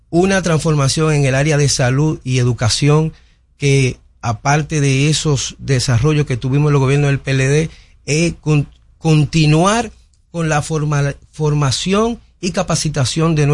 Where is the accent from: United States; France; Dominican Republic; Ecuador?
Dominican Republic; Nosotros como dominicanos hemos logrado avanzar en el hecho de que como los venezolanos en su tiempo que eran una marca internacional de productividad